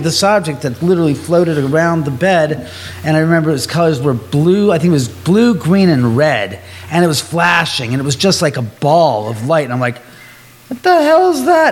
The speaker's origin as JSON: {"language": "English", "area": "Beverly Hills area", "region": "California", "country": "United States", "tie": "born or raised there", "said": "I was born and raised in the area"}